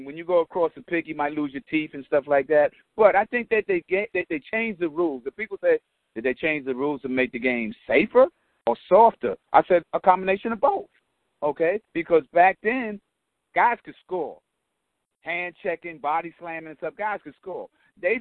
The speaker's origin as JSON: {"language": "English", "town": "New York City", "region": "New York", "country": "United States", "tie": "born or raised there", "said": "I grew up in Patterson"}